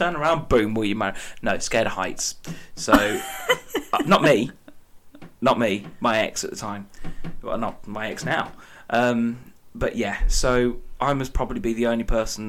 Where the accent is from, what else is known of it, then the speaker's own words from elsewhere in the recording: outskirts of Birmingham, West Midlands, United Kingdom; I say I'm from Birmingham. I'm not from Birmingham. I'm from the outskirts of Birmingham.